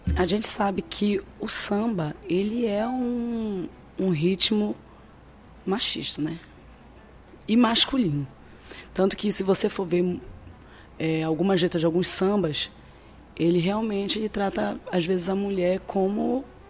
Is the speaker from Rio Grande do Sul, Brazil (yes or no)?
no; Cametá, Pará, Brazil; Eu sou de Cametá, no Pará